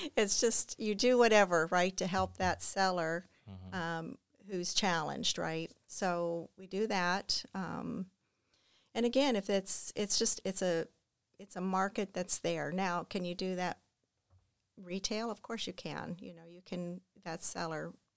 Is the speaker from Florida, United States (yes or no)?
yes; Clearwater, Florida, United States; also born or lived in Clermont, Florida / Mascotte, Florida / Largo, Florida / Indiana; I am a native of Florida